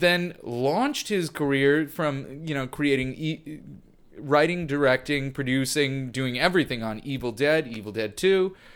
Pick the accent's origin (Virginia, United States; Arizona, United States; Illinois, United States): Illinois, United States; Deer Park; I grew up in Deer Park, Illinois, which did not have a school, so I went to Barrington High